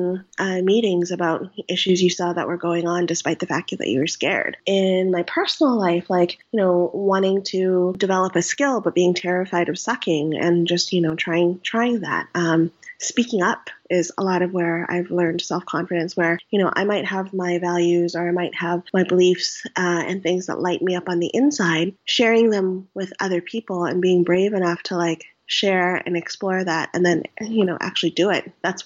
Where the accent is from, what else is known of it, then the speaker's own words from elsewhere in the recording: Canada; I'm Vietnamese Canadian. I'm first generation.